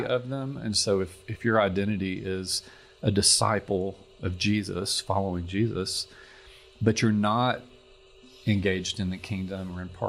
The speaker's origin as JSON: {"language": "English", "region": "Arkansas", "country": "United States", "tie": "born or raised there", "moved": "yes", "lives_now": "Colorado Springs, United States", "said": "I grew up in Arkansas"}